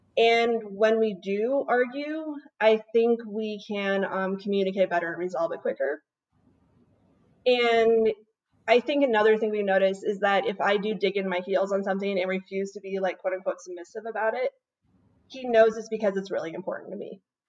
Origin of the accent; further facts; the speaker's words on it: Washington, United States; also born or lived in South Dakota / Montana; back, I was originally from Washington State.